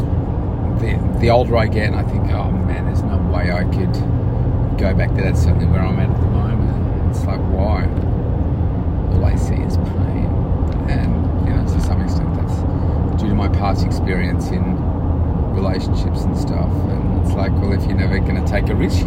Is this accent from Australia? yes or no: yes; Melbourne, Victoria, Australia; it's in my hometown